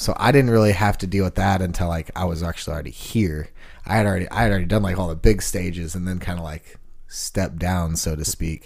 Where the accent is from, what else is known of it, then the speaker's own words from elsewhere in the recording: Sugar Land, Texas, United States; also born or lived in Kingston Springs, Tennessee; now in Nashville, United States; growing up in Houston